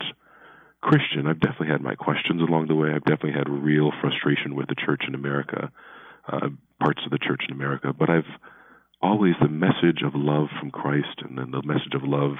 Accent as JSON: {"language": "English", "town": "Baltimore", "region": "Maryland", "country": "United States", "tie": "born or raised there", "moved": "yes", "lives_now": "Philadelphia, United States", "said": "I was born in Baltimore"}